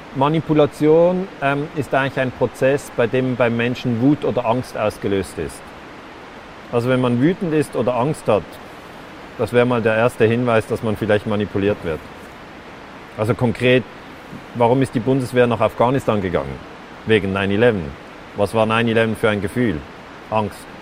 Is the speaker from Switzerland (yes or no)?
yes; Switzerland; bei uns in der Schweiz, auch ein christliches Land